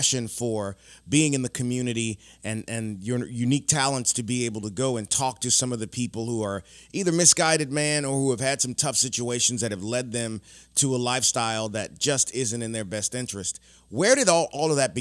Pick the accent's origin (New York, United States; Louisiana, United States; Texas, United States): Louisiana, United States; I'm from Louisiana